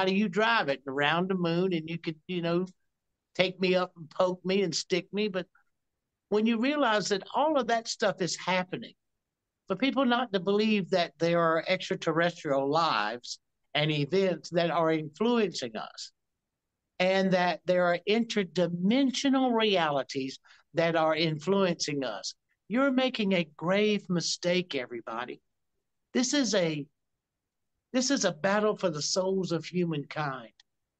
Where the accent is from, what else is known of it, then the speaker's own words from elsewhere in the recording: the South, United States; I come from the South, so NASCAR is big to me.